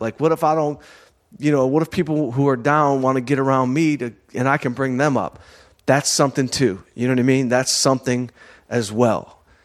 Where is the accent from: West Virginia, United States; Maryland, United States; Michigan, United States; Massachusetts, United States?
Michigan, United States; Southfield; moved away; also born or lived in Detroit / Los Angeles; I'm from Southfield, Michigan.